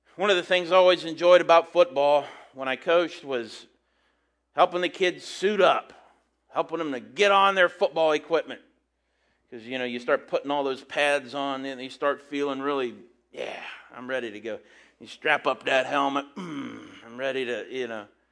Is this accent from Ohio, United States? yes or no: yes; St. Paris, Ohio, United States; People where I'm from